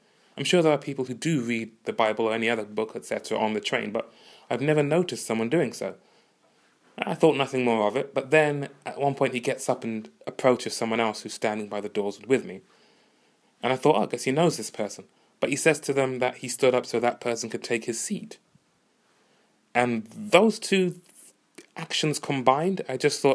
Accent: Uganda; moved away; I'm from Uganda

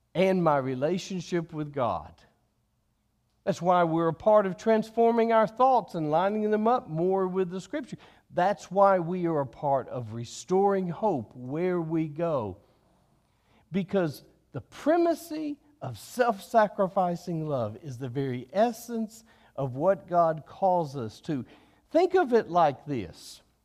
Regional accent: United States

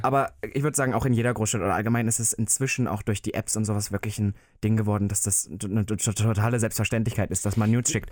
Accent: Halle, Saxony-Anhalt, Germany; moved away; in meiner Heimat

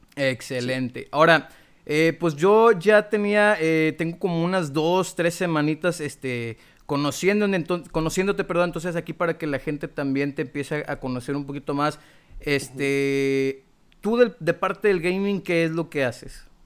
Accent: Monterrey, Nuevo León, Mexico; de aquí somos, bueno, pues regios

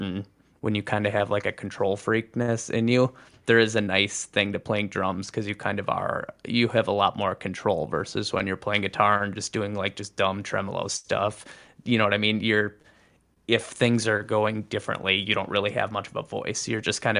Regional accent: Oshkosh, Wisconsin, United States; That was Oshkosh area

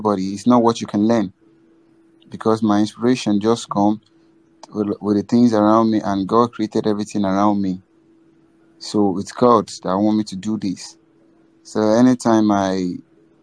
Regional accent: Lagos, Nigeria; I'm from Lagos, Nigeria. I live in Nigeria. I live in Lagos.

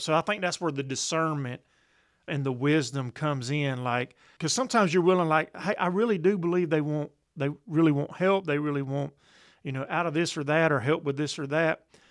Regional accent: Columbus, United States; in my hometown of Columbus

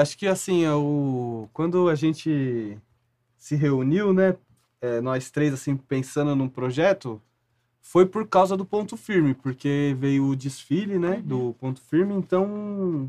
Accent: Jundiaí, São Paulo, Brazil; Eu sou de Jundiaí, interior

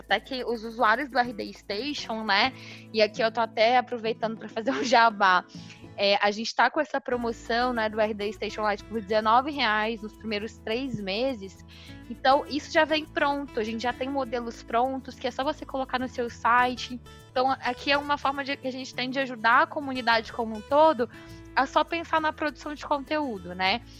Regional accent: Minas Gerais, Brazil; numa cidade lá em Minas Gerais, na minha cidade natal.

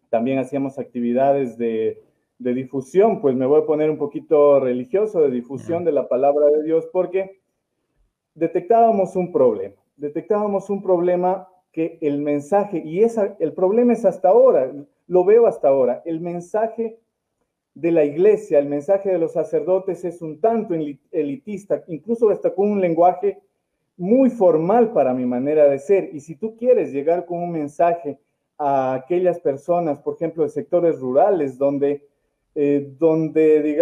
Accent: Puyango, Loja, Ecuador; he vivido en la ciudad del amor, principalmente en toda mi niñez y adolescencia en el Cantón Puyango

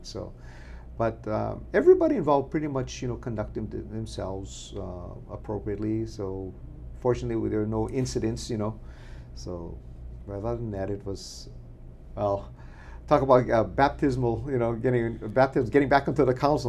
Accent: Makawao, Hawaii, United States; I was uh, born and raised in Makawao.

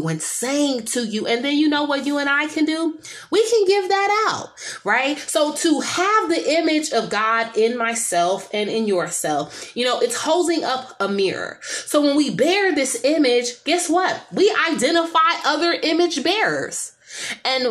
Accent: San Francisco, California, United States; I'm from San Francisco, and I was around for the 1989 earthquake

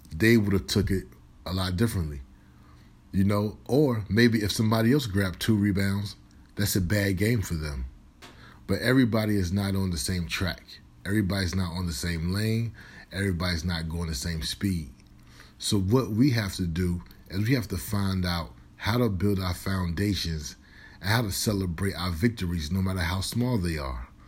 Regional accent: Virginia, United States; moved away as an adult; also born or lived in Minnesota; I'm originally from Virginia

